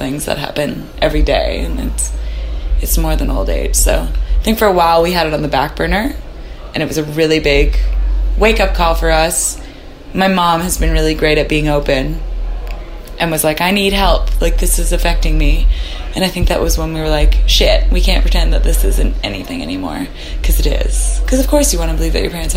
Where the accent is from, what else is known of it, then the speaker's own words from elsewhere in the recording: West Vancouver, British Columbia, Canada; moved away as an adult; now in Nashville, United States; I grew up in West Vancouver with a mom that stayed at home